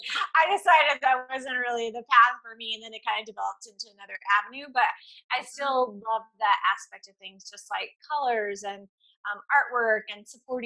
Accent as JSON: {"language": "English", "town": "Atlanta", "region": "Georgia", "country": "United States", "tie": "born or raised there", "also_born_or_lived": "Pensacola, Florida", "said": "I was born in Pensacola, Florida on the Naval base. And I never lived in Florida except for 6 months of my life. My parents moved immediately to Atlanta."}